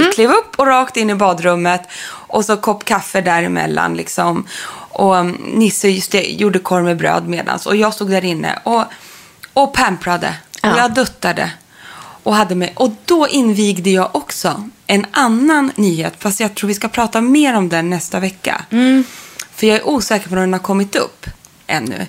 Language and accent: Swedish; Sundsvall, Västernorrland County, Sweden; i mitt barnrum, eller flickrum om man mm. kallar det så, hemma i Sundsvall